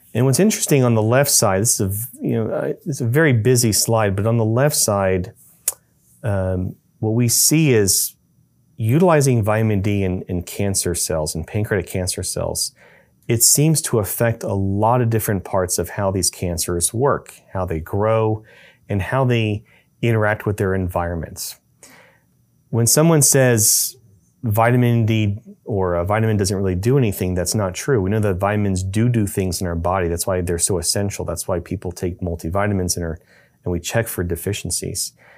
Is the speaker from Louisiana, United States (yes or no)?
yes; Baton Rouge, Louisiana, United States; moved away; My background uh, comes from uh, growing up in uh, Louisiana. Uh, I'm from Baton Rouge, Louisiana.